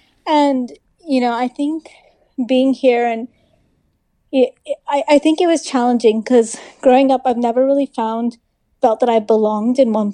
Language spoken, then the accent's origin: English; London, United Kingdom; moved away; also born or lived in Africa; I was born in Africa and then raised in England.